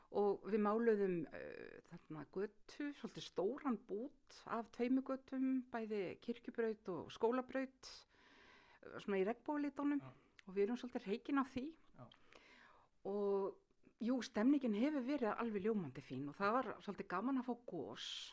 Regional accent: Akranes, Western Region, Iceland; ég ólst upp hér á Akranesi

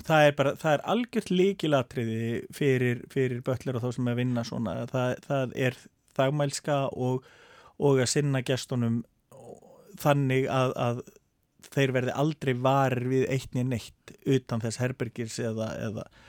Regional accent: Akureyri, Northeastern Region, Iceland; also born or lived in Denmark; Ég er fættur upp alveg á Akureyri

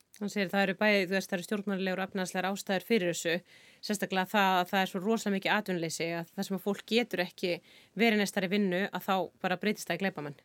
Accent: Iceland; við náttúrulega sem erum Íslendingar

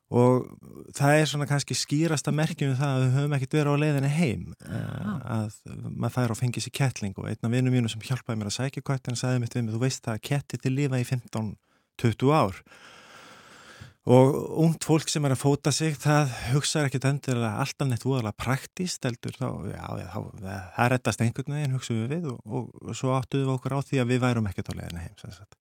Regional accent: Iceland; now in Sweden; verandi þá Íslandingur í Svíþjóð þá er maður svolítið svona spari innflýtandi

